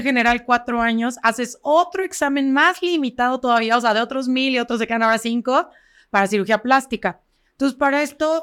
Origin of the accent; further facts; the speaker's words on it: Cuernavaca, Morelos, Mexico; soy de aquí de Cuernavaca, toda mi vida he estado en Cuernavaca, he estudiado en todas las escuelas de Cuernavaca